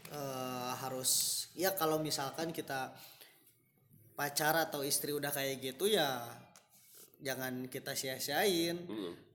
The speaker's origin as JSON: {"language": "Indonesian", "region": "West Java", "country": "Indonesia", "said": "kita tuh orang Sunda"}